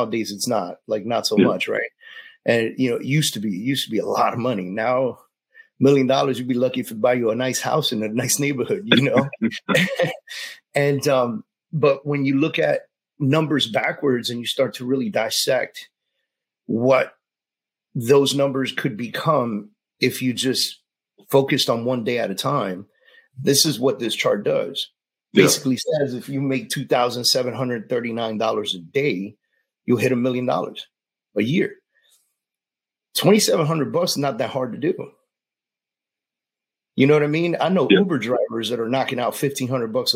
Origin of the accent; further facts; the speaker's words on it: New York City, New York, United States; I was a Puerto Rican kid growing up in the Bronx